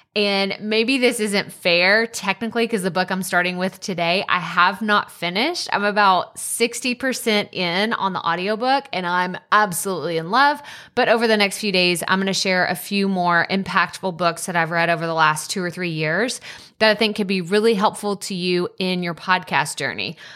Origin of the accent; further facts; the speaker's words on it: Athens, Texas, United States; moved away; I'm from Athens originally